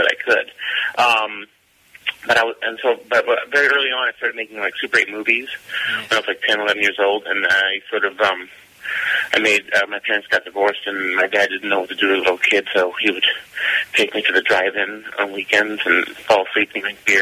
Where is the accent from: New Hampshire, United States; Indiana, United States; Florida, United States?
Indiana, United States; southern; moved away; also born or lived in Chicago area; I grew up in Indiana, southern Indiana